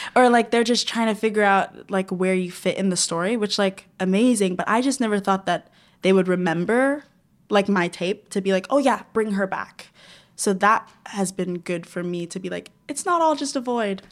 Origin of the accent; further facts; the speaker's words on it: Florida, United States; moved away; I'm from Florida